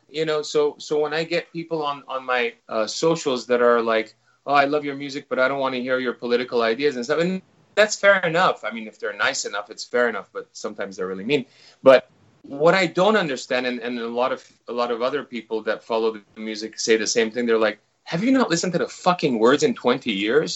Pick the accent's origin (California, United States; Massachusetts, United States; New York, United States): California, United States; Los Angeles; moved away as an adult; now in New Zealand; my parents, my all my friends, and everyone I grew up with is in Los Angeles